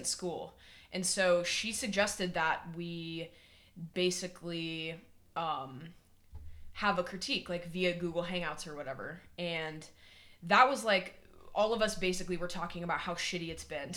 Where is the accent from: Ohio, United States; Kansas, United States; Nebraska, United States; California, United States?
Kansas, United States; moved away as an adult; also born or lived in Oregon; I'm originally from Kansas. Strangely enough, I lived there until I was 19, and then I moved to Oregon